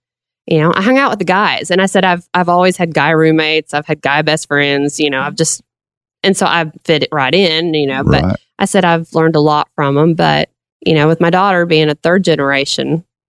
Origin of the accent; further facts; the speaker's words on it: Russellville, Arkansas, United States; Yeah, I grew up in Russellville, and then I moved to Conway 11 years ago when I remarried